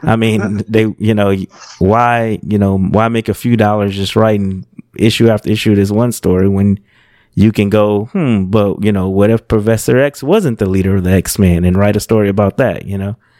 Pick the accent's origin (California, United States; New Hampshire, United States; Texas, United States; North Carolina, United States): California, United States; I grew up in California